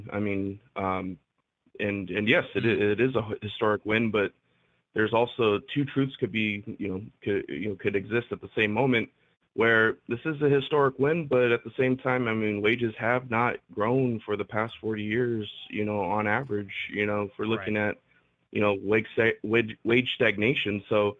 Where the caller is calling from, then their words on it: California, United States; from Southern California. How y'all doing?